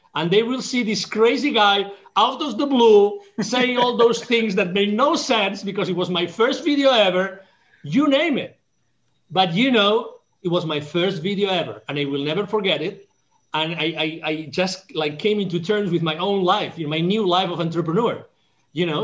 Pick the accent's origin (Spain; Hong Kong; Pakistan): Spain; Catalonia; English is a second language; moved away; I was born in Spain